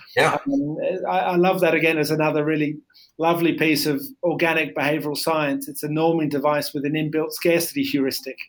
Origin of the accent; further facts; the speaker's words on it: Australia; I grew up in Australia